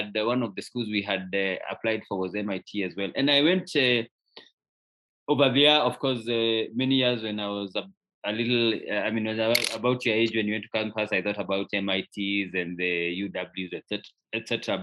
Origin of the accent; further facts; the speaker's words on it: Kikuyu, Kiambu County, Kenya; I grew up in a little town called Kikuyu in Kenya